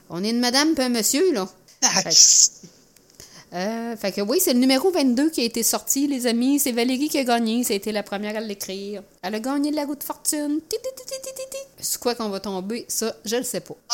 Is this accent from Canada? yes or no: yes; Saint-Pascal, Quebec, Canada; moi, je viens de Saint-Pascal.